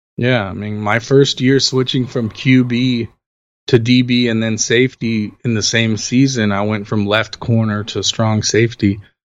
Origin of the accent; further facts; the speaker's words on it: Los Angeles, California, United States; I'm born and raised in Los Angeles. I've lived here since 1978 when I was born